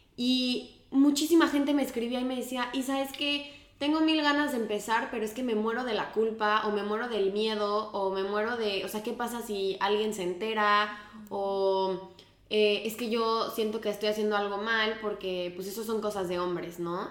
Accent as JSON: {"language": "Spanish", "country": "Mexico", "moved": "as an adult", "lives_now": "Spain", "said": "me salí de México"}